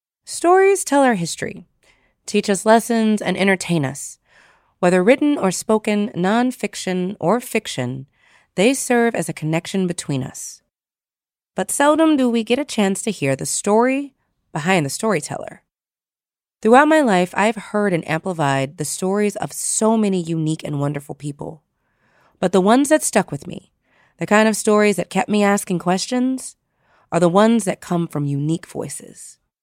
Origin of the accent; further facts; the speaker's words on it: Louisiana, United States; moved away as an adult; also born or lived in Washington, D.C. / North Carolina / Maryland / Virginia; now in New York, United States; I'm from Louisiana.